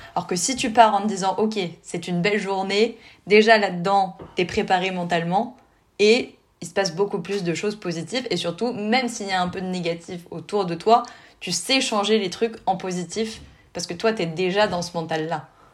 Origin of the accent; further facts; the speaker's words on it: France; chez nous en France